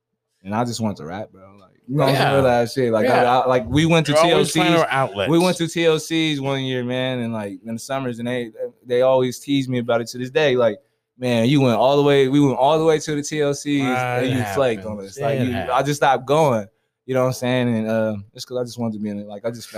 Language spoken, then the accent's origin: English; Stockton, California, United States; But I'm from Stockton, California.